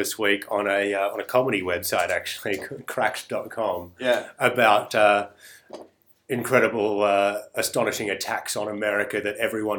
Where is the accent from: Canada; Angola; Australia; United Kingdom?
Australia